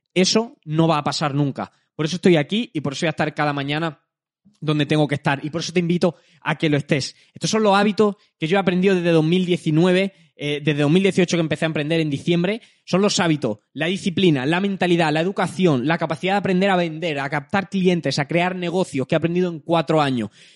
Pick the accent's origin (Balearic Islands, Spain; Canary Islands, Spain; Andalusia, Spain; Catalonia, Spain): Andalusia, Spain; Jaén; soy de Jaén. Eh, no vengo de Madrid, no vengo de un entorno tal, vivo en Jaén